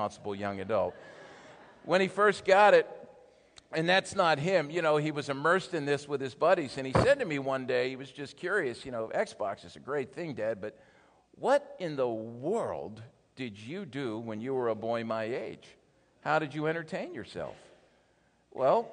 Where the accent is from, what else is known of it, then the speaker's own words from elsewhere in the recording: Philadelphia, Pennsylvania, United States; I'm from the Philadelphia area